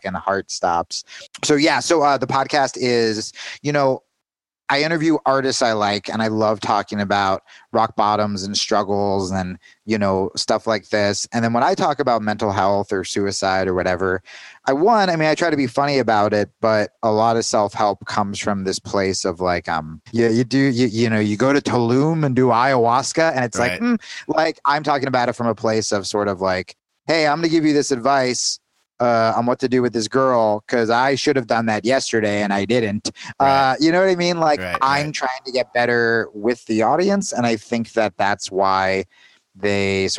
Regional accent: New Jersey, United States; also born or lived in New York; now in Arizona, United States; I was 16 and I was coming in from New Jersey

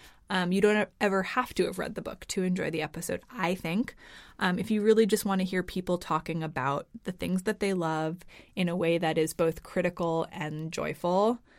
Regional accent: United States; moved away as an adult; now in Copenhagen, Denmark; We are both American.

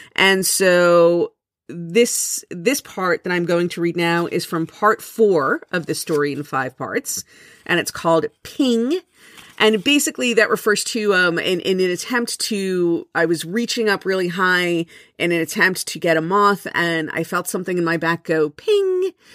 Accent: South Florida, United States; I was born and raised in South Florida

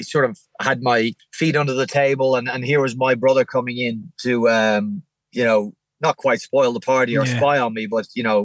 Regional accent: Valleymount, County Wicklow, Ireland; also born or lived in Cork; I grew up in Valley Mount in Wicklow

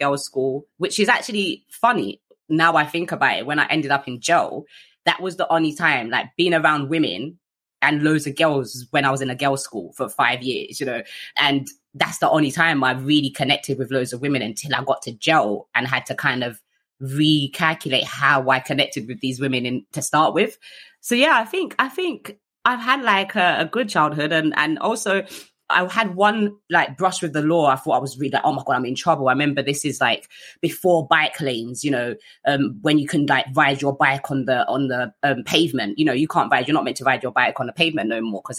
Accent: London, United Kingdom; I grew up in South East London

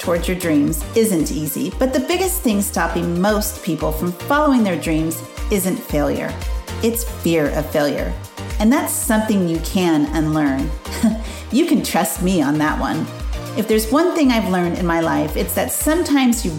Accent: Grover Beach, California, United States; also born or lived in Santa Maria, California; I was born in Santa Maria, California, and moved to a small little beach town called Grover City, California. It's now called Grover Beach

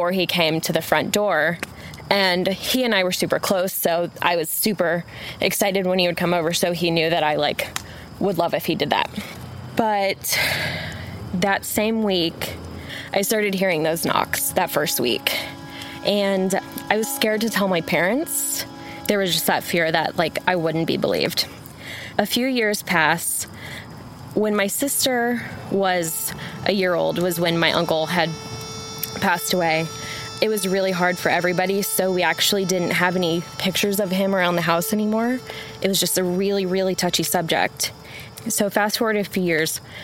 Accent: Arlington, Texas, United States; I'm originally from Dallas-Fort Worth, Arlington

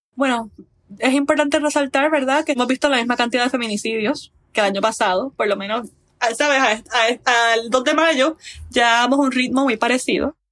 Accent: Puerto Rico; como mujer puertorriqueña

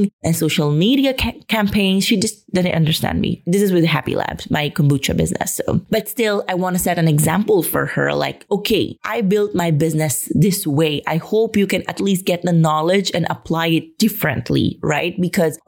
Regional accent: Philippines; moved away as an adult; now in Spain; get out of my home country

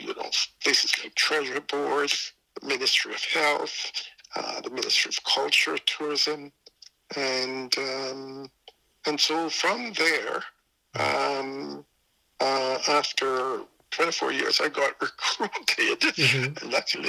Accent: England, United Kingdom; moved away as an adult; also born or lived in Jamaica; now in Canada; My mother took the opportunity to go to England, and she took me and my brother with her. And so we grew up essentially in England, although I still have a lot of friends and distant cousins still in Jamaica.

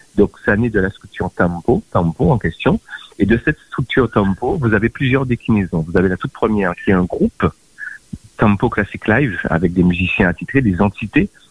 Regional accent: Guadeloupe; moved away; also born or lived in France; quand je suis parti de la Guadeloupe

